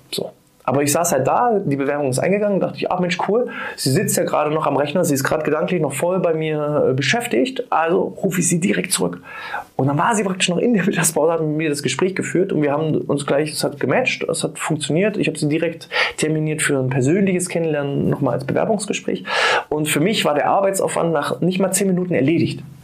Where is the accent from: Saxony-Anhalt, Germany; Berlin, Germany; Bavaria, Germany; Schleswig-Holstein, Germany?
Saxony-Anhalt, Germany; moved away as an adult; now in Mecklenburg-Vorpommern, Germany; bin aus meiner alten Heimat weggezogen, aus Sachsen-Anhalt und bin nach Mecklenburg-Vorpommern gezogen